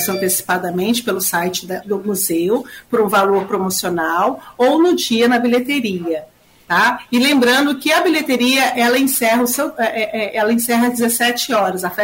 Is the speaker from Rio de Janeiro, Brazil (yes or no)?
yes; Rio de Janeiro, Brazil; now in São Paulo, Brazil; eu sou uma migrante do vim do Rio de Janeiro e estou em São Paulo hoje.